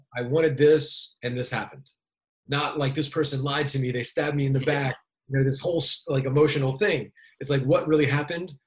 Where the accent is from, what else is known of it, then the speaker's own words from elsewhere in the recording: Maryland, United States; moved away; I grew up in Maryland, little uh, little kind of small town